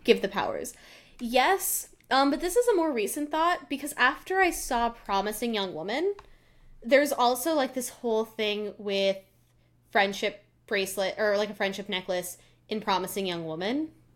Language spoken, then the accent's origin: English; Colorado, United States; I grew up in Colorado, and we always had our water bottles, 'cause we're at a higher altitude.